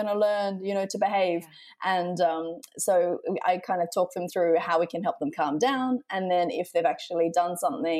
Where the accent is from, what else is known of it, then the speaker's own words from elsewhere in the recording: Australia; now in Amsterdam, Netherlands; I'm originally from Australia